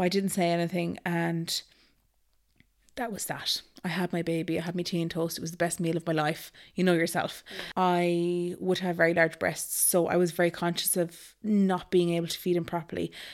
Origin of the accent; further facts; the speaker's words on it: Galway, Connacht, Ireland; moved away as an adult; also born or lived in Dublin / Nice (likely Naas); I am from Galway originally